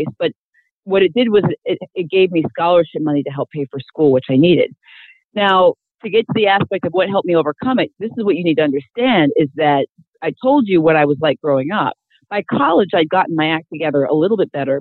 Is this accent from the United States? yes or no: yes; Iowa, United States; I grew up, I was born and raised in Iowa